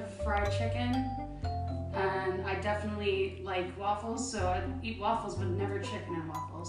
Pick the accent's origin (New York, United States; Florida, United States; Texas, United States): New York, United States; I was born in New York, baby.